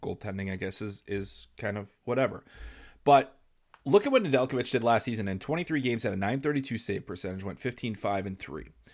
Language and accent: English; Chicago, Illinois, United States; I grew up in Chicago